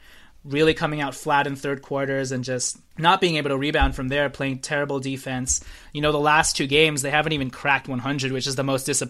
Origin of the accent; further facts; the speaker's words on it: Oakland, California, United States; I'm from Oakland, baby. Oakland don't do it that way, you know?